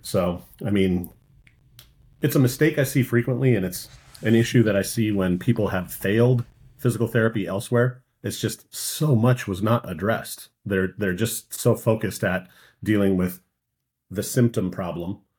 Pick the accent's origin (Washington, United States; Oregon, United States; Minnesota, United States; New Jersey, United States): Minnesota, United States; moved away; growing up in Minnesota, I just was surrounded by lakes